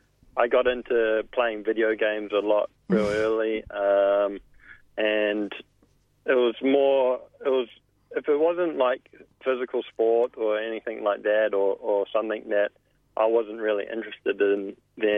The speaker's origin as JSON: {"language": "English", "region": "Auckland", "country": "New Zealand", "tie": "born or raised there", "moved": "yes", "said": "I grew up in South Auckland in New Zealand"}